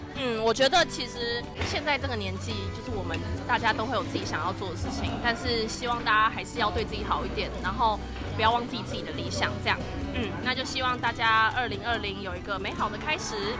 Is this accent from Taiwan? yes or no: yes; Taiwan; 其实我们台湾人一般吃火锅的时候不太会直接想到说要加莲藕